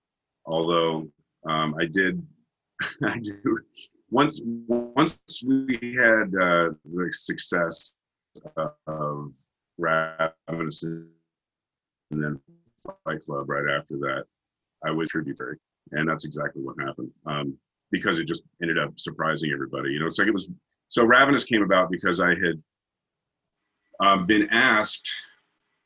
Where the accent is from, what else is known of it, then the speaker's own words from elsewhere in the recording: Massachusetts, United States; I'm from Massachusetts